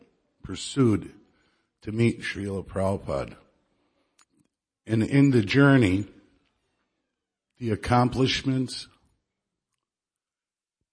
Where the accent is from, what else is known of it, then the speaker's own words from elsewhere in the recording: Chicago, Illinois, United States; now in Dallas, United States; I'm from Chicago